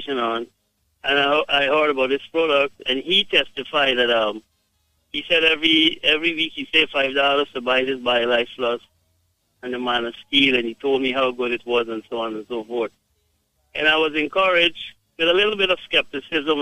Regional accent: Guyana; I am from Guyana

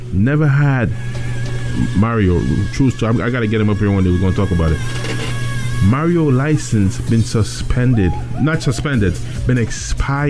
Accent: New York, United States; we're from New York City

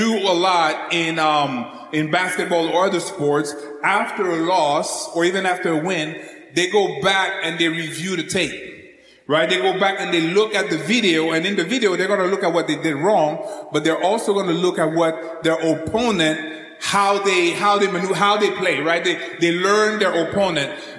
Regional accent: Canada; now in United States; As a Canadian that moved to the United States

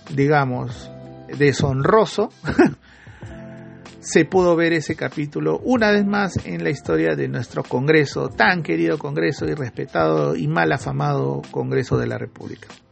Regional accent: Peru; uno como peruano

